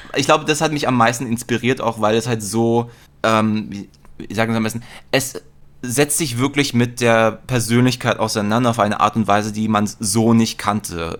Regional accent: Berlin, Germany; bin auch in Mitte aufgewachsen

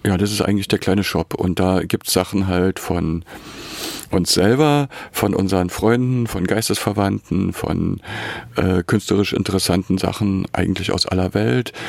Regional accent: Berlin, Germany; moved away as an adult; also born or lived in Weimar / Dessau; ich bin in Berlin geboren und habe mich dann zum Studium nach Weimar eingeschrieben

